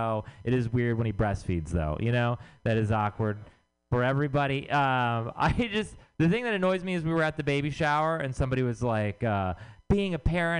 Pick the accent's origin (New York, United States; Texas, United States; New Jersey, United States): Texas, United States; moved away; I'm from Texas